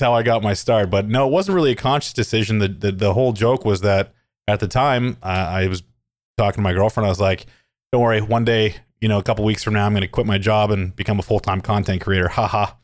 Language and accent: English; Calgary, Alberta, Canada; I'm from Calgary, Alberta. It's a city in Canada. I grew up there and I live there still.